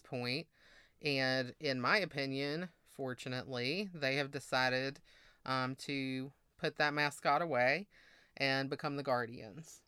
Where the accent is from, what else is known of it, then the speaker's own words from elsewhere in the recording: Mississippi, United States; moved away; also born or lived in Massachusetts; I grew up in Mississippi